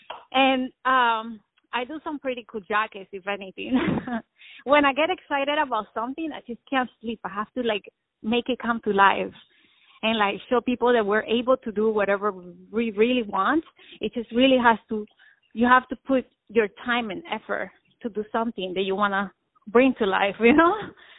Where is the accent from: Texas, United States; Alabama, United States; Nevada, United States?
Nevada, United States; Las Vegas; Since I grew up in Las Vegas, I have like a little Mexican, Spanish, Colombian going on.